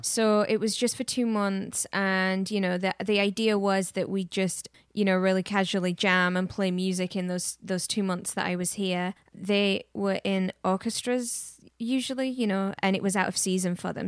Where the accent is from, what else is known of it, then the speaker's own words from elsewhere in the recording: England, United Kingdom; now in Austin, United States; I grew up in England, influenced by a lot of music